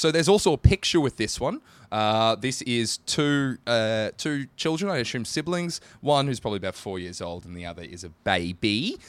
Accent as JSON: {"language": "English", "region": "Queensland", "country": "Australia", "tie": "born or raised there", "said": "I was born in Queensland."}